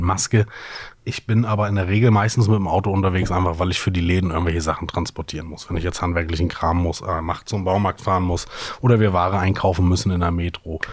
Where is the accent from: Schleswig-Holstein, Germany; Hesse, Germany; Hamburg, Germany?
Hamburg, Germany; ich selber bin aufgewachsen in Sasel